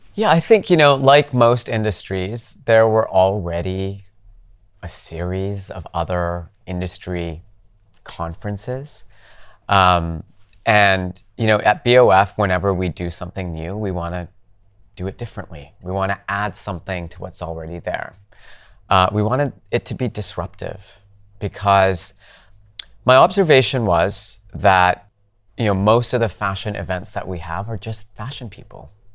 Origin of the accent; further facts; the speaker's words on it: Calgary, Alberta, Canada; moved away; I grew up in Canada, in Calgary